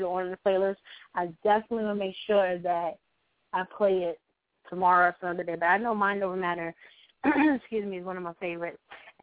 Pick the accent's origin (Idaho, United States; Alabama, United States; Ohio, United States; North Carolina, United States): North Carolina, United States; now in New York, United States; I'm a North Carolina girl. I'm a country girl, but I moved to New York